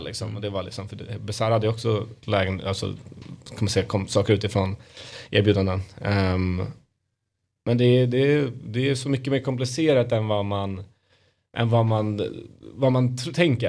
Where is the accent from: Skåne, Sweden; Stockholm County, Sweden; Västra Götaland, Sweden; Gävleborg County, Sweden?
Stockholm County, Sweden; Stockholm; vi alla barn är ju uppvuxna här